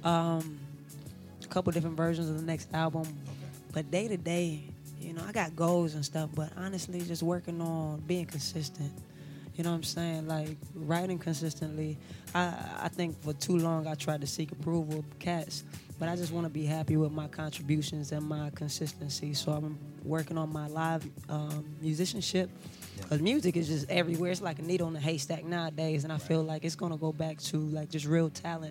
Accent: Detroit, Michigan, United States; moved away as an adult; also born or lived in Lansing / Ohio; I was born in Lansing. I was raised in Southfield and Detroit

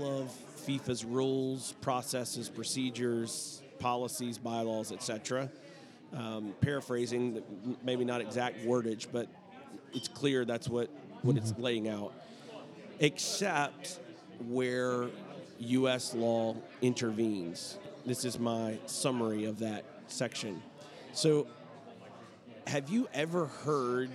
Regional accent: Alabama, United States; I am from Alabama. I try my best not to sound like I'm from Alabama, but there you can never totally get rid

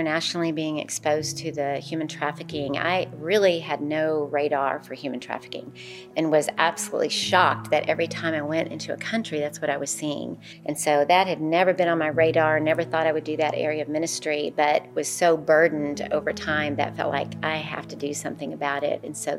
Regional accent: Richardson, Texas, United States; also born or lived in Michigan; I was born in Michigan, but I was raised in Richardson, Texas.

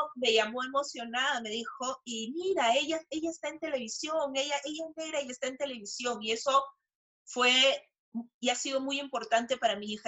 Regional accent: Peru; soy peruana

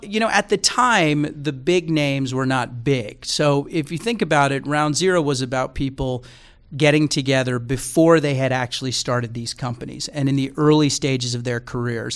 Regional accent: Texas, United States; moved away as an adult; also born or lived in New York City; now in Bay Area, United States; I grew up in Texas

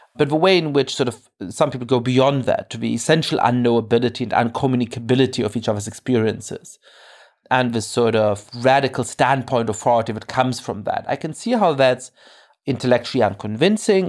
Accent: Germany; I grew up Jewish in Germany

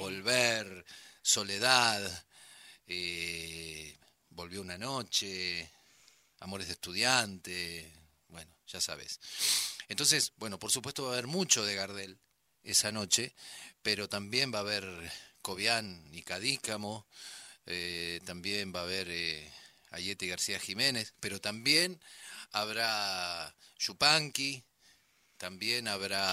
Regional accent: Buenos Aires Province, Argentina; nací en la ciudad de Buenos Aires. Me crié en el conurbano.

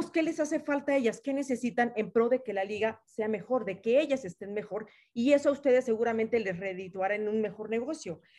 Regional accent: Yucatán, Mexico; yo soy yucateca, eh, Yucatán

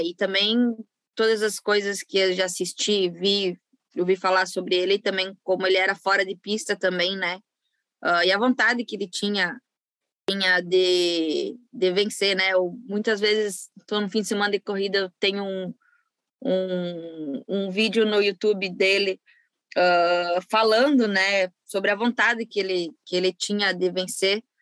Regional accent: Brazil; also born or lived in western Santa Catarina; eu do, do Brasil

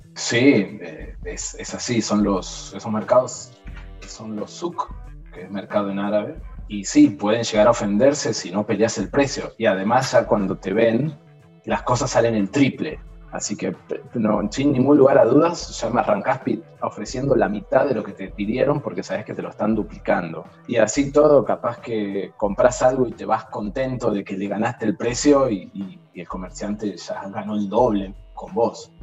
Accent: Argentina; moved away as an adult; also born or lived in Iraq; now in Jordan; acá en Jordania somos muy pocos argentinos, muy poquitos

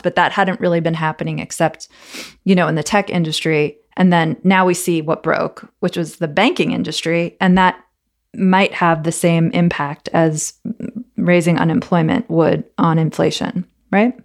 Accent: United States; I'm an American

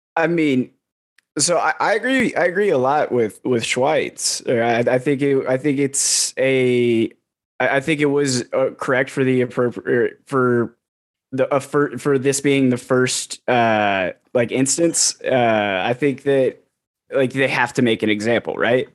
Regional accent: Columbus, Ohio, United States; moved away; also born or lived in Texas; I live in Columbus. I'm originally from Columbus

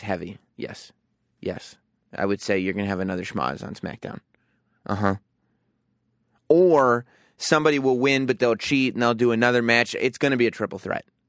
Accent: New York, United States; also born or lived in England; I grew up in New York and spent a few years in England

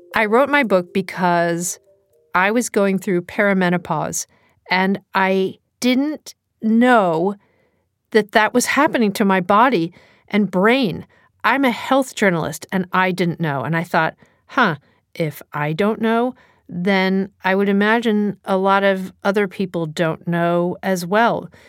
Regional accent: New Jersey, United States; accent: New Jersey; my New Jersey accent

